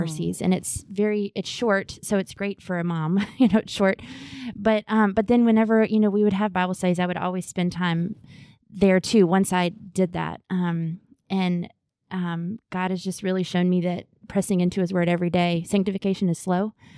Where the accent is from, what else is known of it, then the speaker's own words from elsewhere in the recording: Augusta, Georgia, United States; I grew up here in Augusta at First Pres